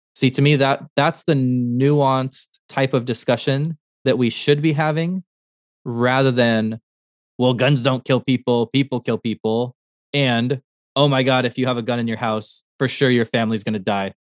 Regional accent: Montana, United States; I, I was born in Montana

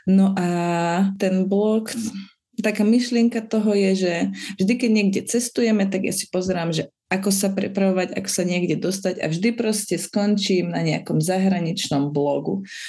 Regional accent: Liptovský Mikuláš, Žilina Region, Slovakia; ja som z Mikuláša

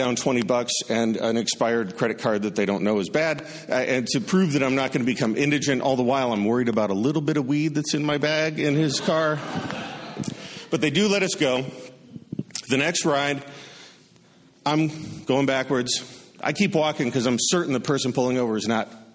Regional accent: Wisconsin, United States; I'm from Wisconsin

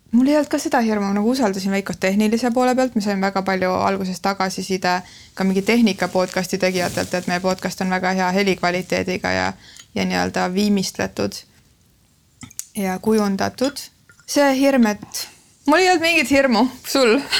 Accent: Lääne-Viru County, Estonia; now in Tallinn, Estonia; ma olen äh, Lääne-Virumaalt pärit

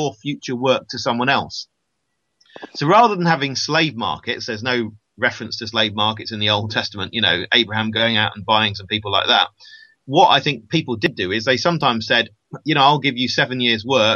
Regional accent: United Kingdom; I'm a Brit

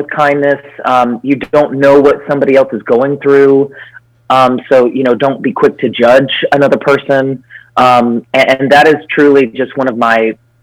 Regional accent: Charleston, South Carolina, United States; I grew up in Charleston, South Carolina.

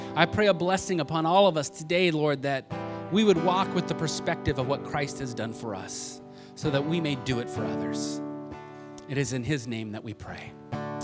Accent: Los Angeles, California, United States; moved away; also born or lived in Kentucky; growing up in Los Angeles

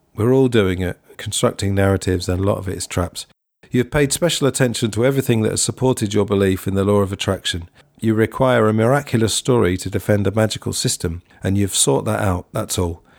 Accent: England, United Kingdom; I'm English.

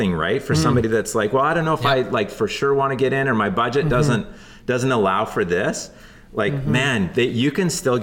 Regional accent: the Kootenays, British Columbia, Canada; now in Vancouver Island, Canada; I grew up in the Kootenays, so in the Rockies, like kind of southeast British Columbia

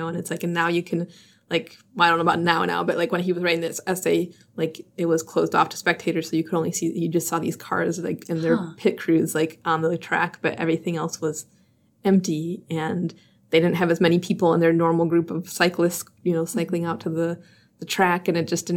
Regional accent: Chicago, Illinois, United States; now in Milwaukee, United States; I call it pop. I'm from Chicago

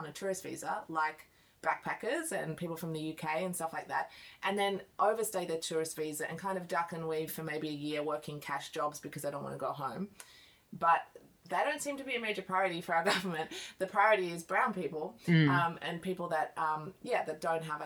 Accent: Australia; being Australian

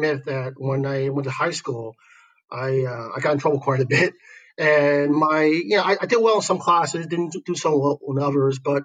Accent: New York City, New York, United States; moved away as an adult; now in Shanghai, China; I grew up in Brooklyn, New York, and Williamsburg, actually, before it became this hipster place

